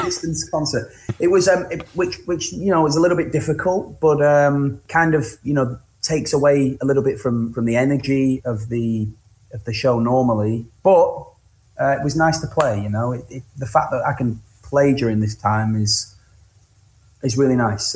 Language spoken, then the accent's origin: English; Cleveleys, North West England, United Kingdom; I grew up on the outskirts of Blackpool in a, in a small town, uh, in a small like neighbouring village town place called Cleveleys